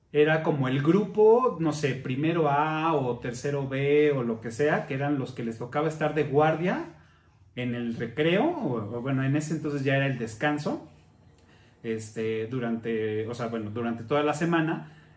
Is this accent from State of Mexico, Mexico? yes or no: no; Mexico City, Mexico; cuando llegamos a vivir ahí cerca del Parque de los Venados